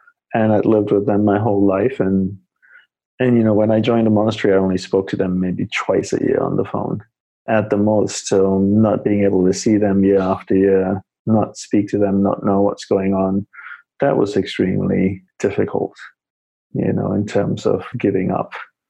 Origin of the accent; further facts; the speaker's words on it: Australia; moved away as an adult; also born or lived in Malaysia / Hawaii; now in New York City, United States; I grew up in Australia, as you had shared, and decided not to go back to Australia